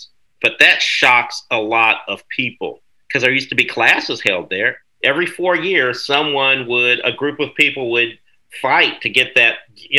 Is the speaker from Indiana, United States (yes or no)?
yes; Bloomington, Indiana, United States; since I'm from Bloomington